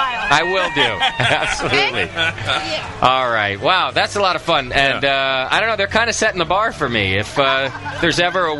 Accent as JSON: {"language": "English", "town": "Lake Havasu City", "region": "Arizona", "country": "United States", "moved": "yes", "lives_now": "East Bay, United States", "said": "I'm from Lake Havasu City."}